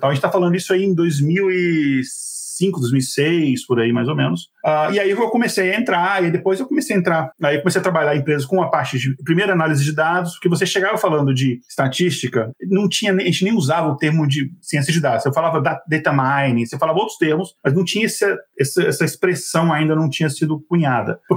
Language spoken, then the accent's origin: Portuguese; Brasília, Federal District, Brazil; moved away as an adult; now in São José dos Campos, Brazil; Dois meses depois, eu saí de Brasília, fui pro, pro interior de São Paulo, pra São José dos Campos, sem ter lugar pra morar, sem não conhecer ninguém, sem ter emprego.